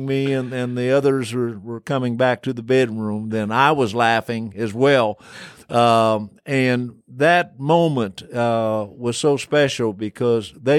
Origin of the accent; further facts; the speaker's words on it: Illinois, United States; moved away as an adult; also born or lived in Texas; growing up in Illinois, I had always gone to integrated schools